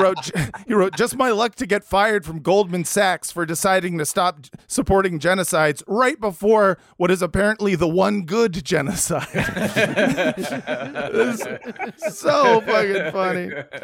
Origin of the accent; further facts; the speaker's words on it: United States; as an American Jew